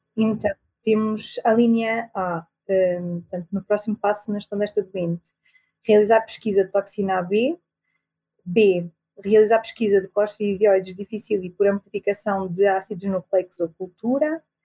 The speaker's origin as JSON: {"language": "Portuguese", "town": "Viseu", "country": "Portugal", "also_born_or_lived": "Coimbra", "said": "estudei em Coimbra sou de Viseu e é onde também estou a trabalhar agora"}